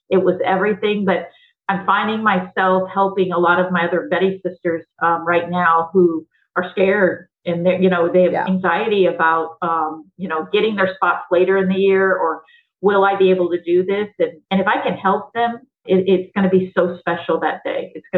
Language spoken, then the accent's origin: English; the South, United States; because my mom would say, you know, growing up in the South, you know, stop throwing a hissy fit.